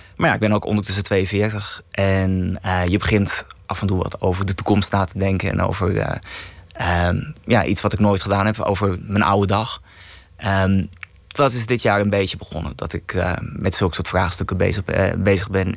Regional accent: Heemskerk, North Holland, Netherlands; accent: Kennemerlands; ik kom zelf uit Heemskerk. Dat eh, ligt in Kennemerland. En ja, ik kan een klein beetje Kennemerlands praten

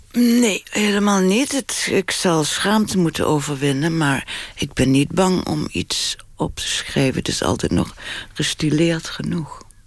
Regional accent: Limburg, Netherlands; now in Amsterdam, Netherlands; ik voel me wel echt Limburger, ja. Ik voel me ook Amsterdam. Ik woon langer in Amsterdam dan eh, ik in Limburg heb gewoond

